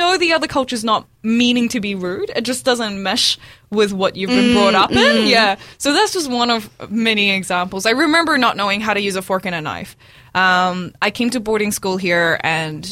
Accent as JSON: {"language": "English", "town": "Dunedin", "region": "Otago", "country": "New Zealand", "tie": "born or raised there", "also_born_or_lived": "Brunei", "lives_now": "Auckland, New Zealand", "said": "I came to Dunedin, and I grew up here"}